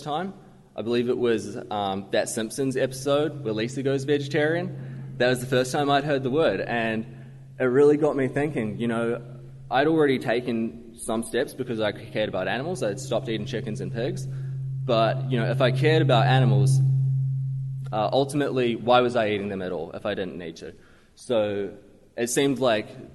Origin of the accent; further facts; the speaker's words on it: Waikato, New Zealand; moved away; I grew up in the rural Waikato